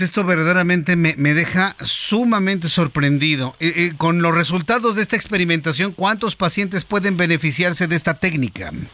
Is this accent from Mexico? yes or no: yes; Mexico; los mexicanos somos así